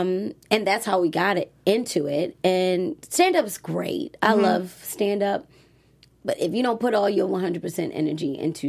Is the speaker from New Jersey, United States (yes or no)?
no; Baltimore, Maryland, United States; moved away as an adult; I'm thankful that I was born in Baltimore City and raised there because I don't fall for just any old thing.